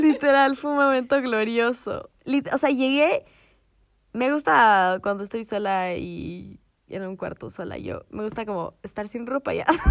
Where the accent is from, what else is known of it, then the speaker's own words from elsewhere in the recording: Ecuador; nosotras que éramos las, dos longas ecuatorianas